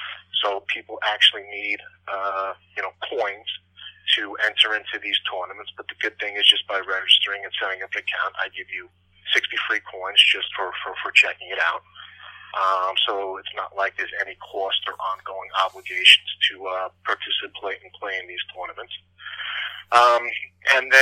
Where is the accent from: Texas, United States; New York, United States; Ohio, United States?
New York, United States; Long Island; every single year growing up on Long Island, I had family up in the Boston area